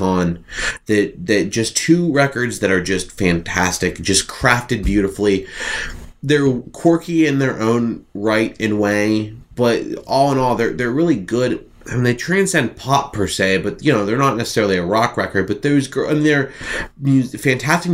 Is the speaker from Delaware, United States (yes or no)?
no; Ohio, United States; I'm from Ohio.